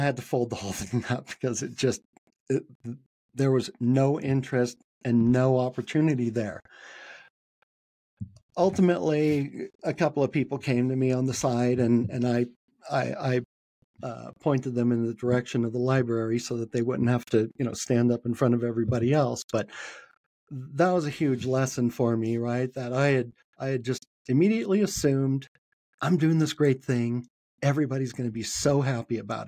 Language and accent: English; San Francisco, California, United States; moved away as an adult; now in Salt Lake City, United States; I was born and raised in San Francisco. That was the first time I moved away.